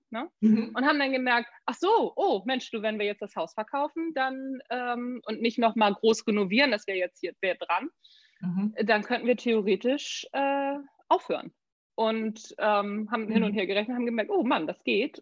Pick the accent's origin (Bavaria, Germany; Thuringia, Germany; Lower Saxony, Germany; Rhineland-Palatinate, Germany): Lower Saxony, Germany; Neu Wulmstorf; also born or lived in Hamburg / United States; Neuwurmsdorf bin ich aufgewachsen